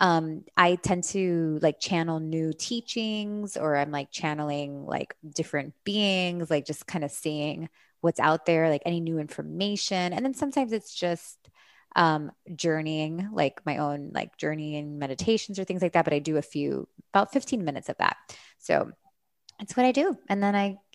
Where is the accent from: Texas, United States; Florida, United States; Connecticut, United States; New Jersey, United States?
Florida, United States; Miami; moved away as an adult; also born or lived in California; I grew up here in Miami